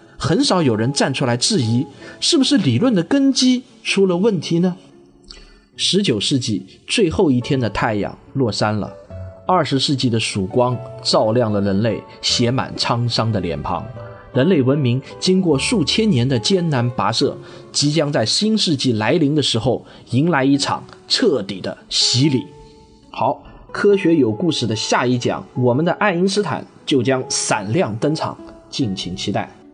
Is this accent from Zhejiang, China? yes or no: yes; Jinhua, Zhejiang, China; moved away as an adult; also born or lived in Shaoxing (ancestral); now in Shanghai, China; 我实际上是在浙江金华长到了读大学，然后大学呢就到了上海来读，然后读完大学以后呢就一直留在上海生活、工作，在上海已经生活了整整二十年了。我从小呢生长的环境呢其实是一个叫做核工业部第二六九大队的这么一个大院里头